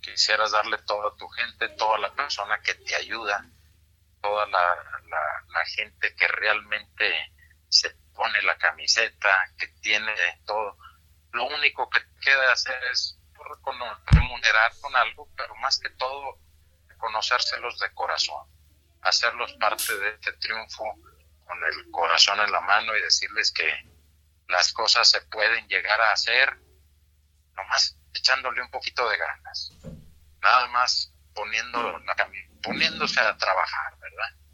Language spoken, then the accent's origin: Spanish; Mexico; somos mexicanos y producimos bueno también aquí en México